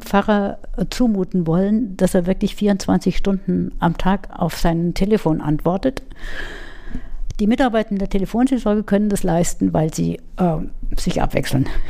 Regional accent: Munich, Bavaria, Germany; moved away as an adult; also born or lived in Würzburg; now in Schweinfurt, Germany; auch wenn man das mir nicht anhört, ich komme aus München, mhm. äh, bin am Rande von München aufgewachsen, in München in die Schule gegangen

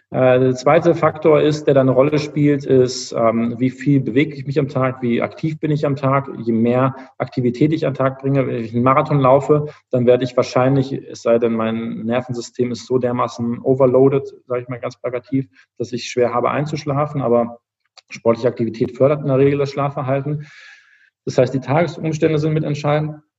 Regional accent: Düsseldorf, North Rhine-Westphalia, Germany; also born or lived in Cologne; ich bin ein gebürtiger Düsseldorfer eigentlich

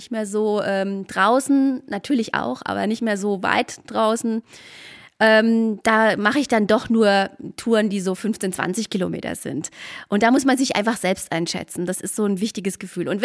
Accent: Bavaria, Germany; ja, der Spessart ist meine Heimat.

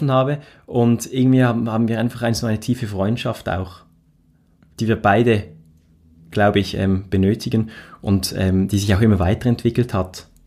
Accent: Reigoldswil, Basel-Landschaft, Switzerland; Also ich bin ja in Reigoldswil aufgewachsen, in, in, dem, in einem schönen, idyllischen, sehr idyllischen Dorf mit einer ähm, Gondelbahn zur Wasserfalle

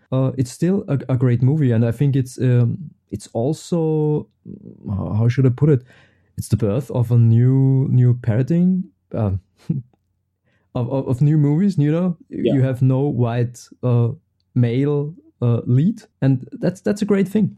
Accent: Austria; also born or lived in Vienna; I'm from Austria. I'm stuck behind the Alps.

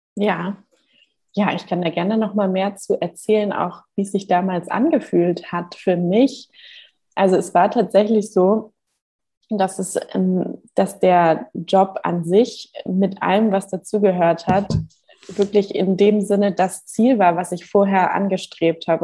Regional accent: Hamburg, Germany; moved away as an adult; now in Gran Canaria, Spain; ich bin geboren und aufgewachsen in Hamburg

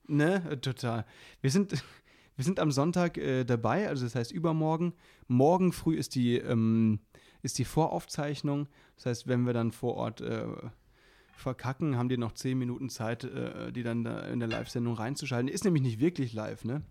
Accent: Baden-Württemberg, Germany; now in Berlin, Germany; bei uns im, im Badischen, da wo ich herkomme

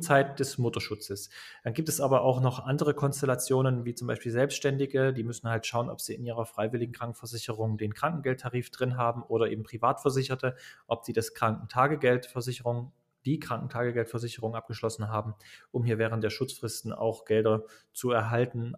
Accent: Dresden, Saxony, Germany; Ich komme aus Dresden, bin auch dort geboren, im schönen Osten der Republik sozusagen

